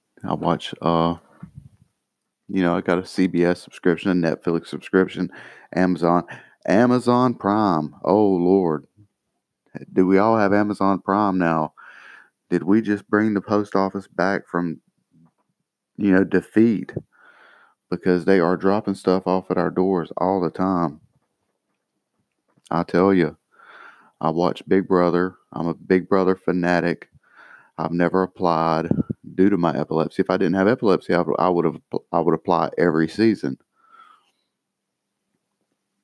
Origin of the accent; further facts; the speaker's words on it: United States; I'm an American, so we have Social Security.